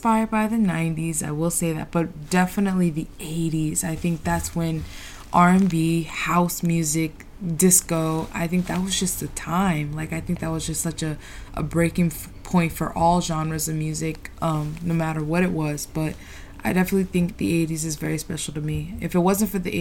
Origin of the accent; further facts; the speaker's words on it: Boston, Massachusetts, United States; also born or lived in Mattapan / Newton; I'm from Dorchester